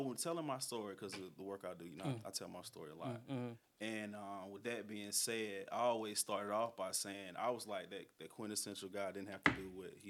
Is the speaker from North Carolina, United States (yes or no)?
yes; Durham, North Carolina, United States; I'm from Durham.